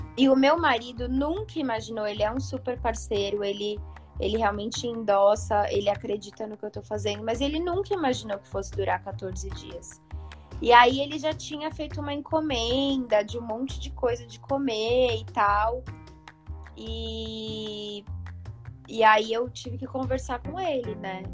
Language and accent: Portuguese; São Paulo, Brazil; Eu sou de São Paulo